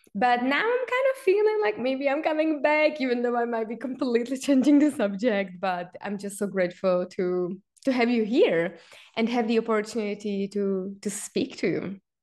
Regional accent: Czechia; me being Czech, growing up in Czech Republic

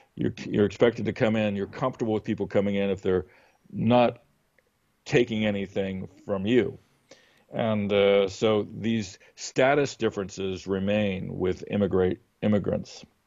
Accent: United States; we are, like, totally American about it

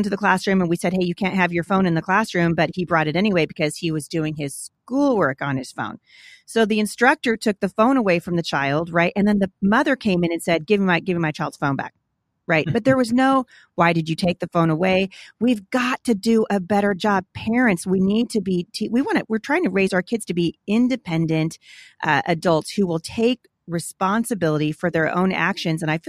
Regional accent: Portland, United States; I grew up in Portland going to a Christian school there

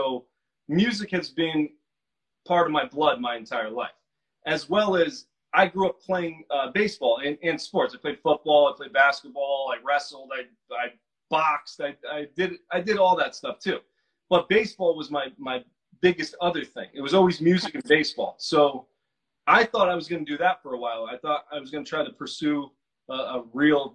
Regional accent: Milford, Connecticut, United States; also born or lived in New York; I grew up on the East Coast. I'm an East Coast guy, Connecticut, in a town called Milford, Connecticut

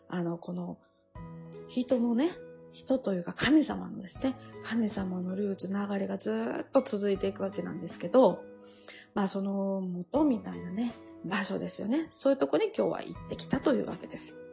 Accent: Japan; 神戸は、もう私の地元近くですし

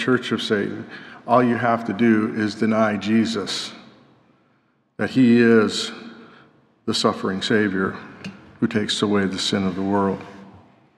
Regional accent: Colorado, United States; Growing up in Colorado

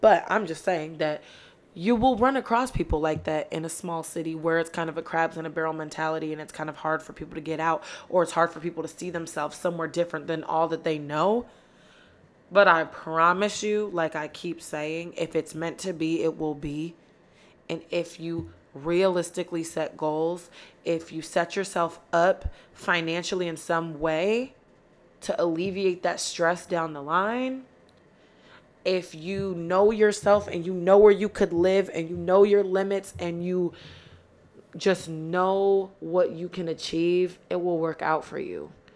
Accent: Rochester, New York, United States; moved away as an adult; now in Philadelphia, United States; from Rochester, New York, 'cause I know a lot of people from my hometown are gonna be listening to this

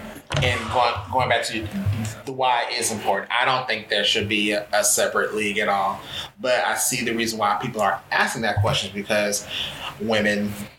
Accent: Texas, United States; Stay quiet, because I'm from Texas.

